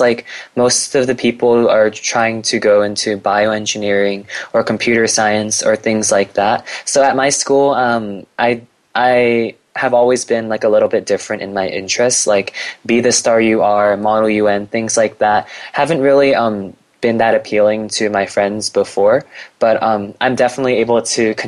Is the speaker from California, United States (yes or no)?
yes; California, United States; I'm like a Californian native. I never really lived anywhere else